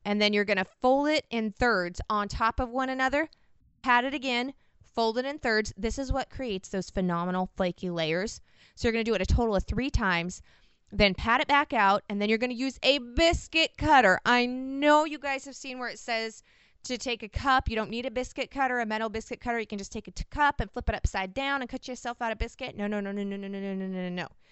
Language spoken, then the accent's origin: English; Washington, United States; I'm from the Pacific Northwest in Washington